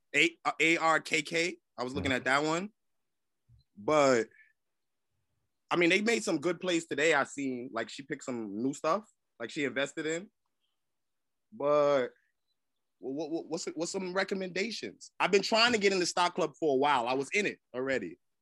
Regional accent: New York City, New York, United States; I'm from South Jamaica, Queens

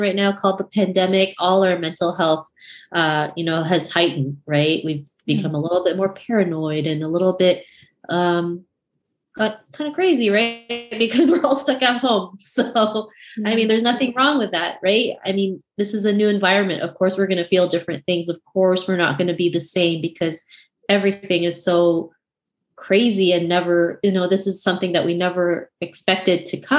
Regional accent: Canada; my upbringing growing up in Canada.

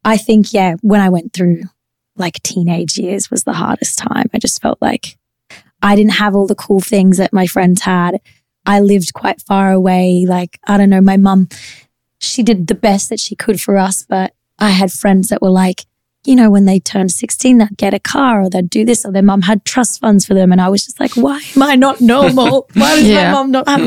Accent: Queensland, Australia; I was from Queensland.

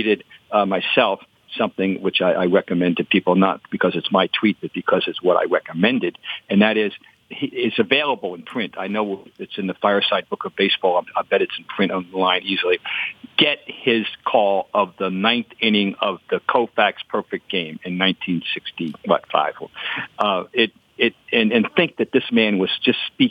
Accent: New Jersey, United States; I grew up in New Jersey

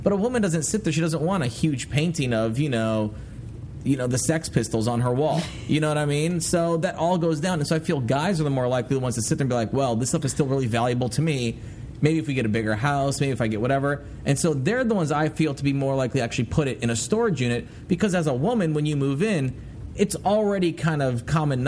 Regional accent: Iowa, United States; I'm from Iowa

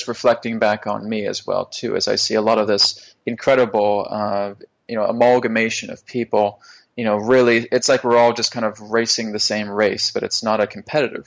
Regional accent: Vancouver, British Columbia, Canada; I'm from Vancouver, so we have a lot of mountains here.

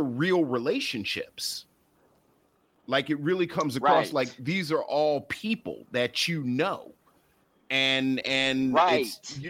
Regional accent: United States; I'm actually from the Baltimore, DC area.

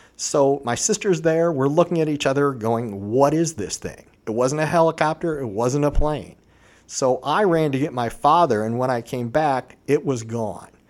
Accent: Vermilion, Ohio, United States; I grew up in Vermillion, Ohio.

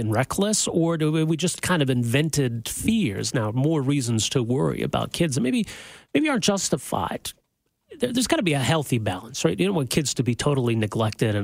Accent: Edmonton, Alberta, Canada; now in Calgary, Canada; I grew up in Edmonton

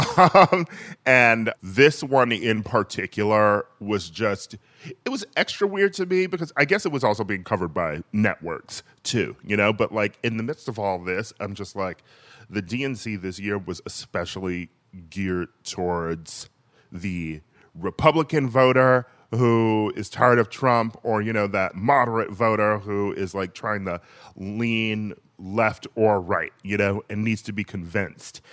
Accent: Milwaukee, Wisconsin, United States; Milwaukee uh, my hometown

